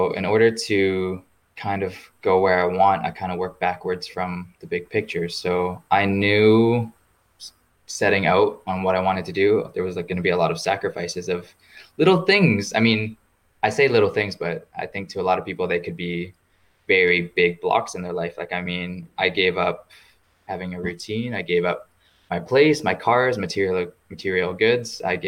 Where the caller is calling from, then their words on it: Iceland; I am currently calling from Iceland, which is where I am based right now.